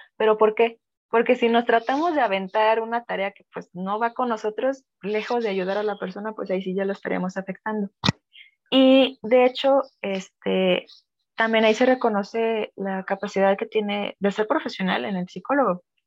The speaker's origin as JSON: {"language": "Spanish", "country": "Mexico", "said": "como mexicanos"}